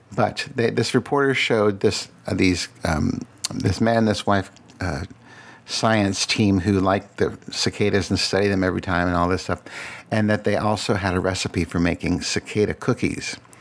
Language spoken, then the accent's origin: English; Falls Church, Virginia, United States; also born or lived in Radford, Virginia; most of my life, I grew up in Falls Church